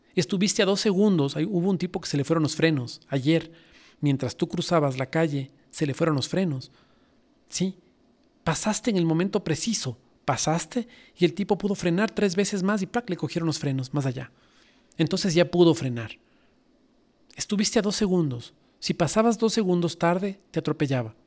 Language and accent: Spanish; Ecuador; Fanesca es un plato riquísimo que nosotros hacemos en Semana Santa en mi país